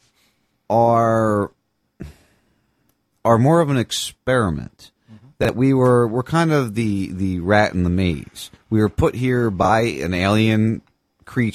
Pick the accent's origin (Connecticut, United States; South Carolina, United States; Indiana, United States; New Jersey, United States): New Jersey, United States; outside Philadelphia; moved away; I grew up outside Philadelphia. Camden, New Jersey was, you know, a 20-minute drive from my house